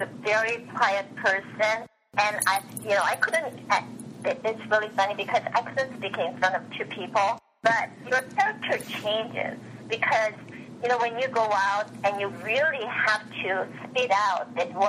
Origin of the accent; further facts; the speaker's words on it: Japan; moved away as an adult; also born or lived in South Korea; now in United States; I finished my grammar school in Korea, and I was raised in Japan, and I came here to go to college.